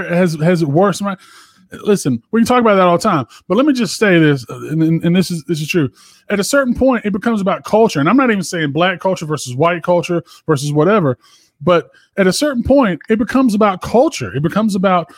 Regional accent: the South, United States; I grew up in the South

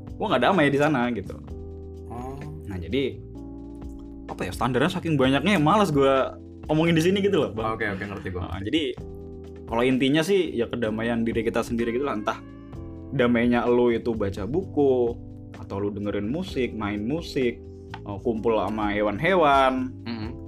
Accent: Bali, Indonesia; jadi gue dulu tuh lahir di Bali ya hmm. uh, kecil gue di Bali juga sampai gue SD

